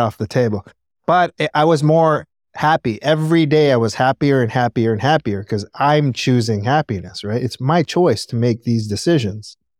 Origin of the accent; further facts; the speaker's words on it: Los Angeles, California, United States; I grew up in Panorama City in the Valley. And I was born in Cedar Sinai, so I'm born and raised native Angelino.